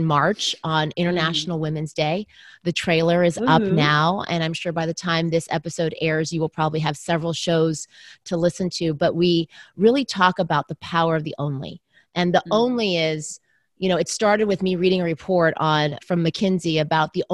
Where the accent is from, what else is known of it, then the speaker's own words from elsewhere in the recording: Southern California, United States; I was raised in the US. I was born in the US. So I'm Chinese American, but my parents immigrated from Taiwan. But I grew up in Southern California.